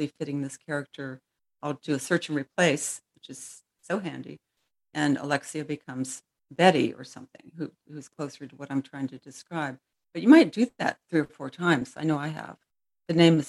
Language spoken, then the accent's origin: English; United States; I'm American